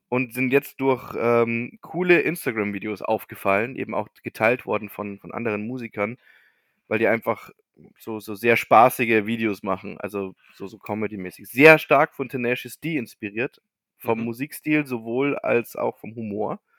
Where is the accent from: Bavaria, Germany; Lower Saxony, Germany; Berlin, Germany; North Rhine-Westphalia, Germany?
Bavaria, Germany; bei uns in Bayern